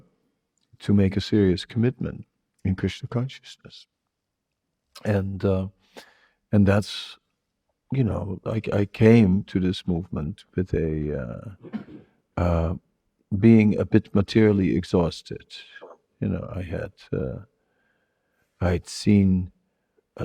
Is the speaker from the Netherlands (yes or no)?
yes; Netherlands; moved away; I have that liberalness from Holland, but also the strong side from Holland